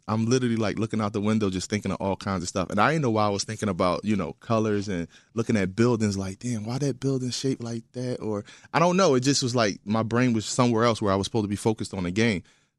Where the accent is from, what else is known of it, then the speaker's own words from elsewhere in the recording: Philadelphia, Pennsylvania, United States; I'm from West Philadelphia, born and raised.